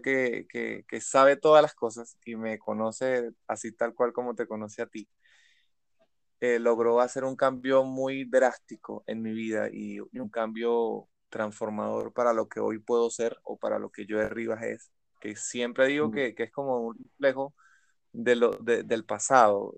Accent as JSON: {"language": "Spanish", "town": "Caracas", "region": "Capital District", "country": "Venezuela", "said": "soy un caraqueño"}